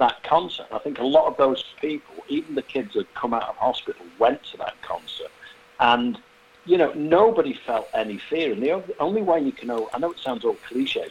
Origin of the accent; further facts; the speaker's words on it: Manchester, North West England, United Kingdom; moved away; It happened in my home city. I'm actually from Manchester